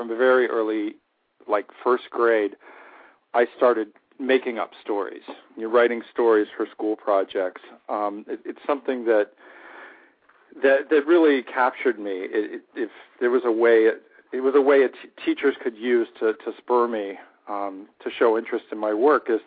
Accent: Peach Grove, Ohio, United States; I grew up where the farms meet the suburbs outside of Cincinnati, Ohio. Little area called Peach Grove, Ohio

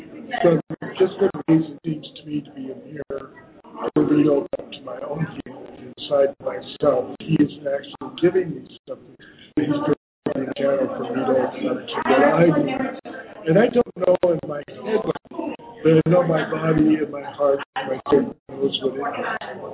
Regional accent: Santa Cruz, California, United States; Santa Cruz, not too far.

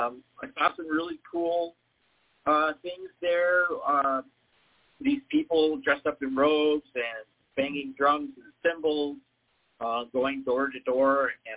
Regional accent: Bremerton, Washington, United States; also born or lived in Minnesota / Idaho; well, I was born in Minnesota, and then I moved to Idaho, and then we ended up in Bremerton, Washington, which is in the northwest corner, across from Seattle, across the town from Seattle.

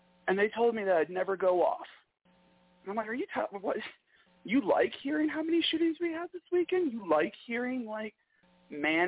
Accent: Michigan, United States; accent: Michigan; I'm from Michigan, so I have a fair amount of Canadian, you know, interaction.

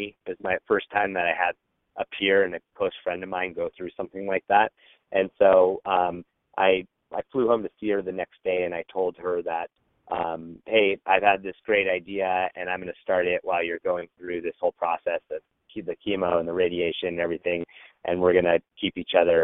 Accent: Fremont, California, United States; I grew up in the Bay Area in Fremont, California

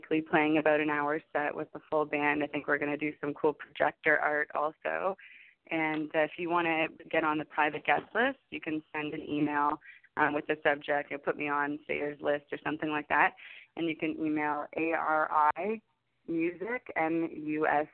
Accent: Canada; also born or lived in Los Angeles; I'm from Canada

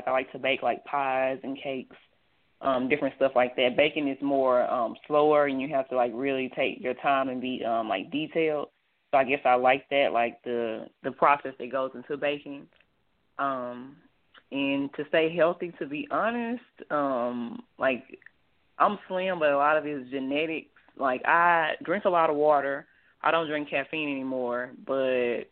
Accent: Dallas, Texas, United States; I'm from Dallas originally. I grew up in the Oak Cliff area

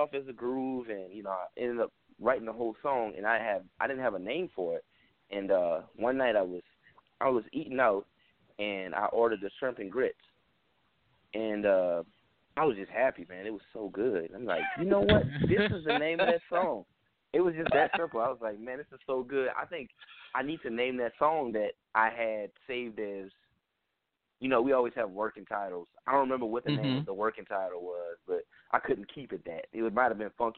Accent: the South, United States; I am from the South

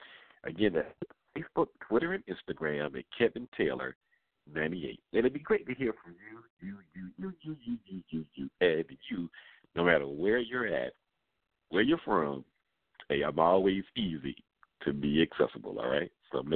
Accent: Atlanta, Georgia, United States; coming to you from my hometown, the capital of Georgia, of Atlanta.

